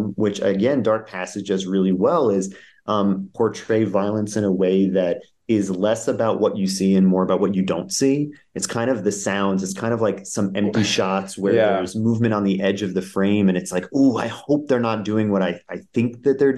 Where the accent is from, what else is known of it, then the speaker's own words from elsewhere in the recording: New Jersey, United States; I'm from Jersey and diners have always been a frequent hotspot that we would hang out.